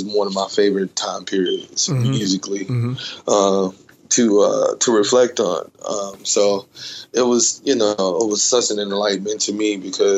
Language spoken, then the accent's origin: English; Dallas, Texas, United States; I'm born and raised in Dallas, Texas. So I grew up in that area